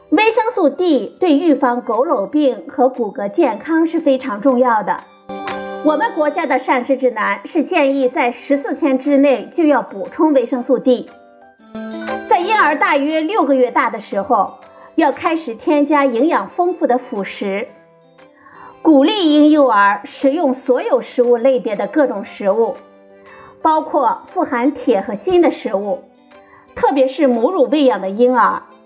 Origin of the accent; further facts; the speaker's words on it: China; 我们中国人